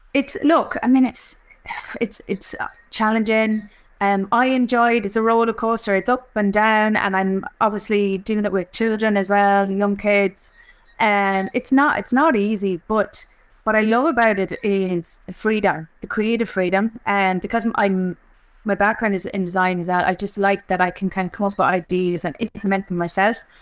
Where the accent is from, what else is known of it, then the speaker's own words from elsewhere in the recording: Offaly, Leinster, Ireland; I'm from Offaly. I grew up in Offaly